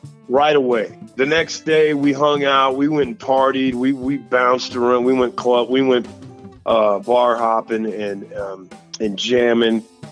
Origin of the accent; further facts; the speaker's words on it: Houston, Texas, United States; moved away; also born or lived in Colorado / New York City; I'm from Houston. So, big city